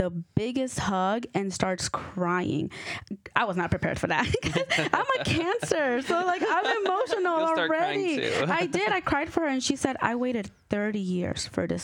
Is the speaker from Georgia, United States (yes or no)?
yes; Norcross, Georgia, United States; I was born and raised in Georgia